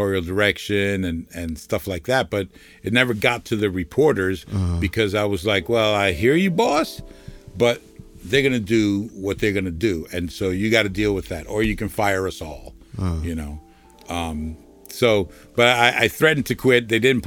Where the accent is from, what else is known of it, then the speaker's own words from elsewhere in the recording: Jersey City, New Jersey, United States; I grew up in Jersey City in the 70s and 80s.